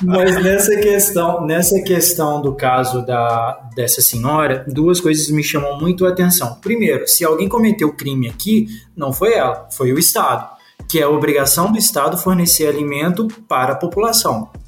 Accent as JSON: {"language": "Portuguese", "town": "Juiz de Fora", "region": "Minas Gerais", "country": "Brazil", "said": "Eu fui assistido pela LBV durante um tempo, é, lá na minha cidade, lá em Juiz de Fora"}